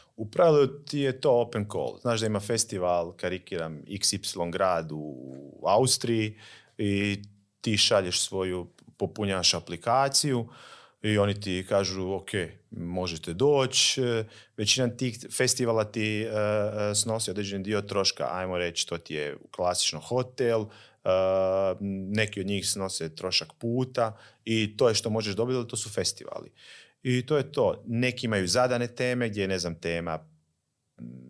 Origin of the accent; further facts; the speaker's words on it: Slavonski Brod, Brod-Posavina County, Croatia; Slavonski brod recimo, mi smo odrasli